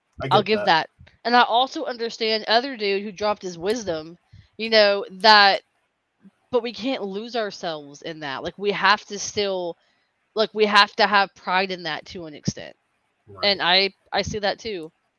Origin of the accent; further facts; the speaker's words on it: Nigeria; I'm just kidding. I'm Nigerian.